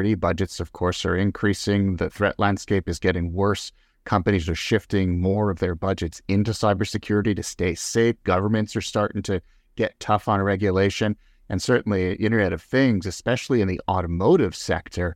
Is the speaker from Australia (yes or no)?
no; Canada; as a Canadian, literally living in the backyard of this once dominant, globally dominant company